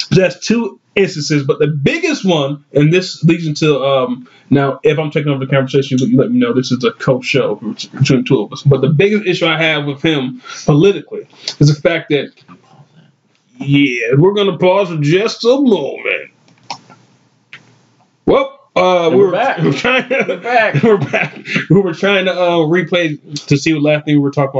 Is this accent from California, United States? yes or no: no; Saginaw, Michigan, United States; the city of Saginaw, my hometown